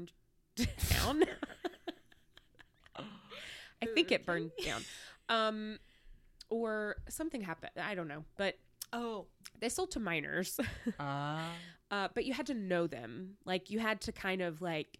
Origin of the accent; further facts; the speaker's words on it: Alabama, United States; growing up in Alabama